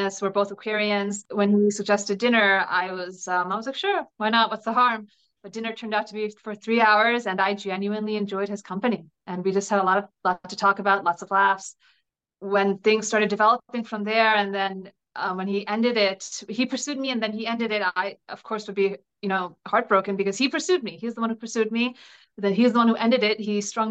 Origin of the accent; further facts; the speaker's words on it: New Jersey, United States; also born or lived in New York City; I was born and raised in New Jersey to immigrant parents from India.